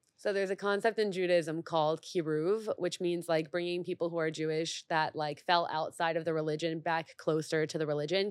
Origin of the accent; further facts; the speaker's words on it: Mexico; now in United States; I grew up in Mexico